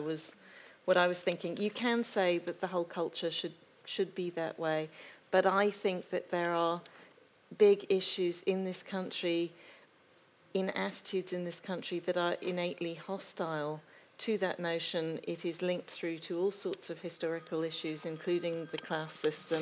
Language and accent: English; United States; I am an American